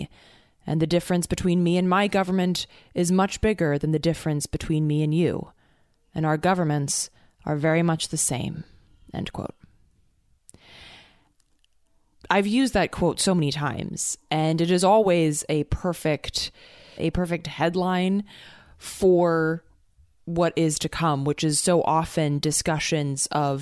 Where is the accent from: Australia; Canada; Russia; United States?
United States